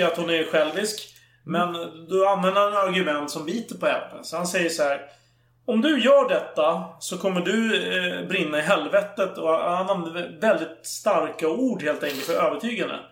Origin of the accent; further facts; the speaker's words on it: Sweden; vi svenskar